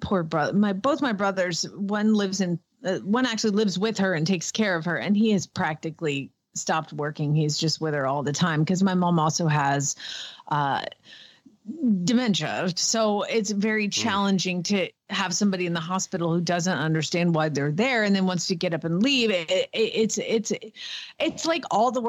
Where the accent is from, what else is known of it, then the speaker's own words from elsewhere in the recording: Georgia, United States; accent: Southern; now in Norman, United States; I'm from Georgia and you should hear how my daddy talk